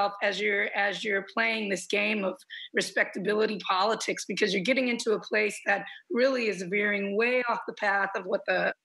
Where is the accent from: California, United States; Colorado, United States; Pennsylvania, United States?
California, United States; Los Angeles; also born or lived in Compton / Long Beach / Lynwood; we grew up in the South Cities of Los Angeles.